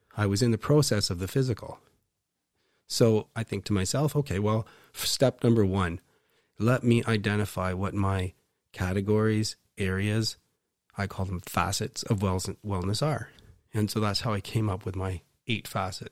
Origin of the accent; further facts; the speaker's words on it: Waterloo, Ontario, Canada; I grew up in Waterloo